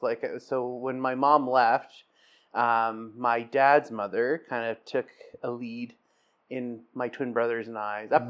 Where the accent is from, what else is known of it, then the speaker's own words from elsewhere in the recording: South Porcupine, Ontario, Canada; also born or lived in Timmins / North Bay; I grew up in Northern Ontario. I was born in Timmins and grew up in South Porcupine and spent my teens in North Bay. Scottish working class family. It's a small mining town.